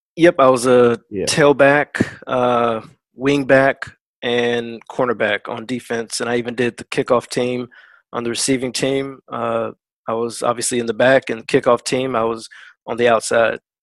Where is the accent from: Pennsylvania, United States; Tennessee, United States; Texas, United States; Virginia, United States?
Virginia, United States; Woodbridge; moved away; I'm originally from Woodbridge, Virginia, USA